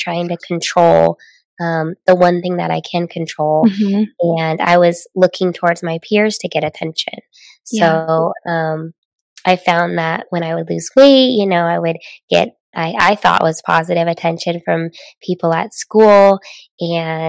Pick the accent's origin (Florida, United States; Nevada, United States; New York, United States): Nevada, United States; Las Vegas; also born or lived in Southern California; I grew up in Las Vegas, Nevada, Sin City